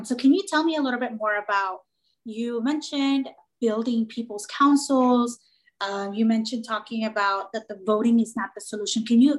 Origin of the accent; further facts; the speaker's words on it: Des Moines, Iowa, United States; my family and I moved to Iowa, Des Moines specifically, in 2005. So when I was 11, I grew up around Harding Middle School in that area.